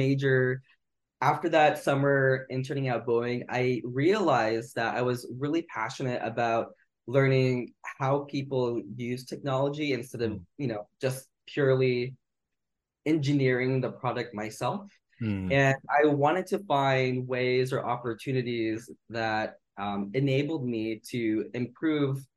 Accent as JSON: {"language": "English", "town": "Wapato", "region": "Washington", "country": "United States", "tie": "born or raised there", "also_born_or_lived": "Seattle / Syracuse, New York / San Francisco", "moved": "as an adult", "lives_now": "New York City, United States", "said": "I grew up in Wapato, Washington. It's located in central Washington"}